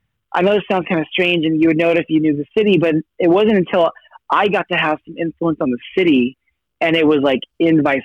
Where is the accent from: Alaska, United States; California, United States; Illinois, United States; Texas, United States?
California, United States; Sacramento; also born or lived in Los Angeles; I was born in Los Angeles, but we moved to Sacramento when I was about 5 years old. So my earlier years were in Sacramento